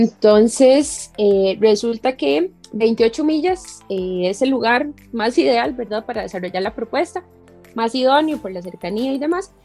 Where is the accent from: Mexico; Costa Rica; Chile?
Costa Rica; Heredia; soy herediana de pura cepa, como dicen por ahí, ¿verdad? Sí. Porque nací en Heredia, crecí aquí, estudié en Heredia